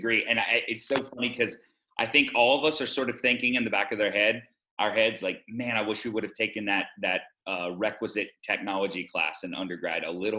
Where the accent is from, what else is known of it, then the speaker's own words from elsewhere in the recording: the South, United States; I'm from the South and I was raised with the phrase, don't show your true colors in public, like literally constantly.